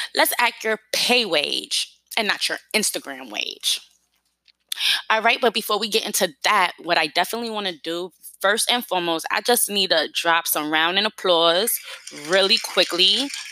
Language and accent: English; New York City, New York, United States; I'm from New York City